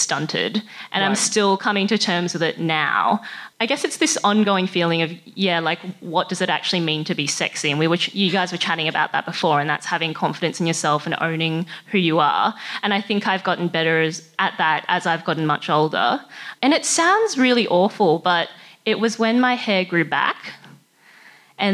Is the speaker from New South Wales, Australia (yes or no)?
no; Sunshine Coast, Queensland, Australia; I was born and grew up on the Sunshine Coast in Queensland